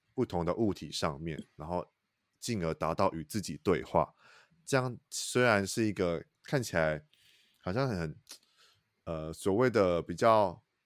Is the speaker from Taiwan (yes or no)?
yes; Taichung, Taiwan; 身为我台中人